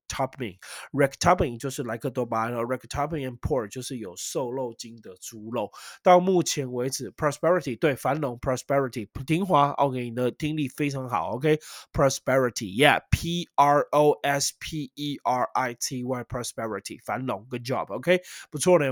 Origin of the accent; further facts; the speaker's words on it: Taiwan; 生在台湾，长在台湾